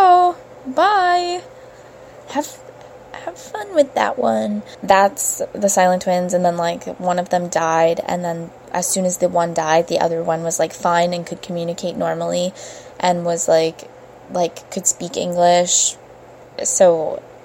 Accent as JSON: {"language": "English", "town": "Brampton", "region": "Ontario", "country": "Canada", "said": "I'm from Brampton"}